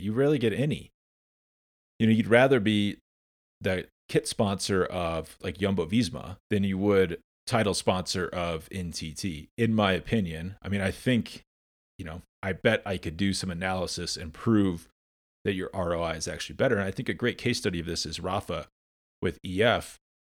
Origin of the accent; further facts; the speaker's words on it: United States; I'm American